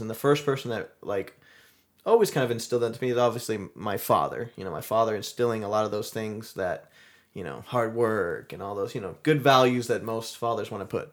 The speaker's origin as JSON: {"language": "English", "town": "Mount Dora", "region": "Florida", "country": "United States", "tie": "born or raised there", "said": "I'm, I'm originally from Florida. We grew up here in Florida, Mount Dora, Florida"}